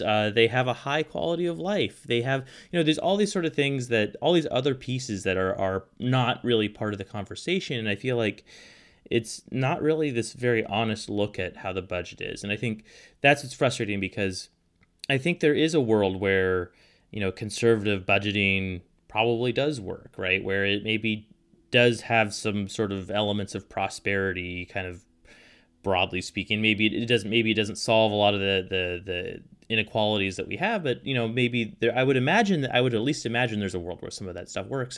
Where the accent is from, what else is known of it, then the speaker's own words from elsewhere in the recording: Portland, Oregon, United States; now in Juneau, United States; I grew up in Southwest Portland